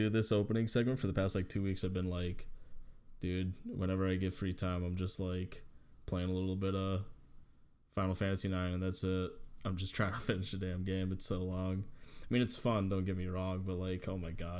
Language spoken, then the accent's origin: English; Wisconsin, United States; we're from Wisconsin